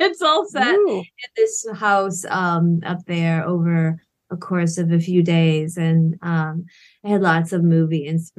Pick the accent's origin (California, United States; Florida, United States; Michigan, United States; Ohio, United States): Michigan, United States; I'm from Michigan